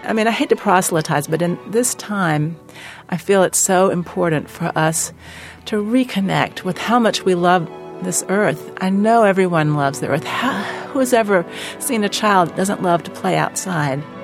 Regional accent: North Carolina, United States; I'm from North Carolina

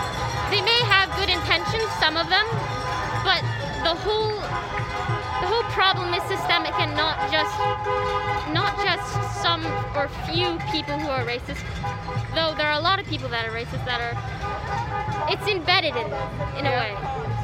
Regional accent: Keene, New Hampshire, United States; I'm from Keene, New Hampshire.

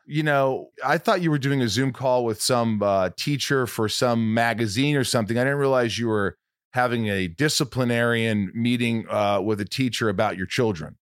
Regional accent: Southern Indiana, United States; I grew up in Southern Indiana.

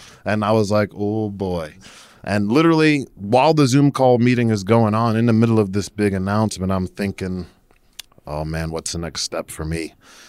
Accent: New Jersey, United States; I don't know anymore. I'm originally from New Jersey.

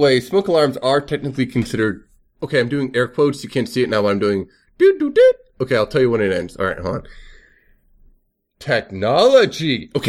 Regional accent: United States; I'm American.

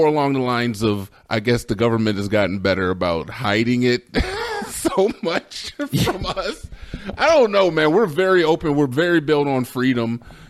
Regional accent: United States; I'm an American 100%

